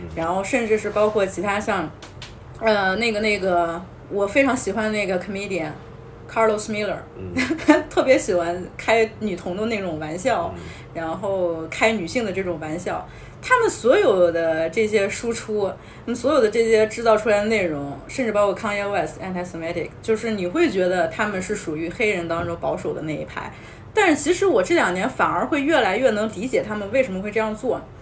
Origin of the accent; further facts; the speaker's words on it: China; 我们身为这么一个中国人的这么一个身份